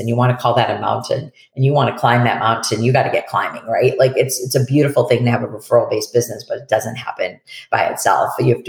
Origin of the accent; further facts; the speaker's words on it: Detroit, Michigan, United States; also born or lived in Shelby Township, Michigan / Warren, Michigan / Boston; now in Portland, United States; I was born and raised in Detroit, Michigan.